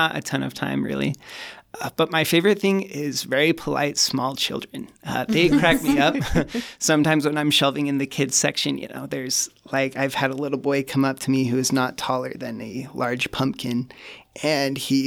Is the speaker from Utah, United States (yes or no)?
yes; Cache Valley, Utah, United States; moved away; I come from Cache Valley originally